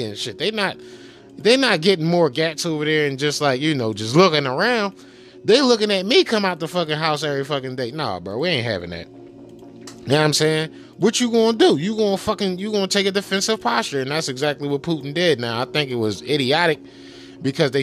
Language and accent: English; Philadelphia, Pennsylvania, United States; I'm from Philadelphia